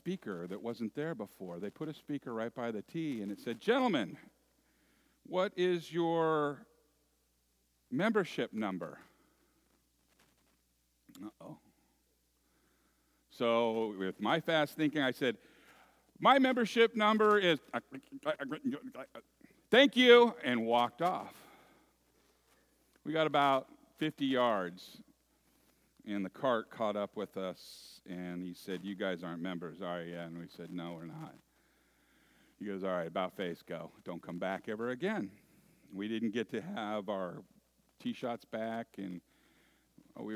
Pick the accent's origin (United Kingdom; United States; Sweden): United States; Moraga, California; When I was a little boy, growing up in the San Francisco East Bay area in a little town